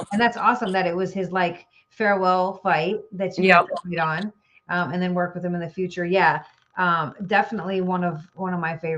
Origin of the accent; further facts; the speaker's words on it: Chicago suburbs, Illinois, United States; I'm from Chicago. I mean, I fought out of Chicago. I didn't live in Chicago, the suburbs